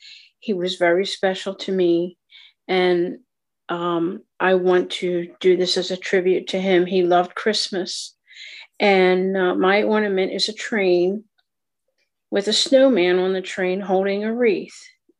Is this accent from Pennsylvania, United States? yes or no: yes; Pennsylvania, United States; from Pennsylvania, southeastern Pennsylvania.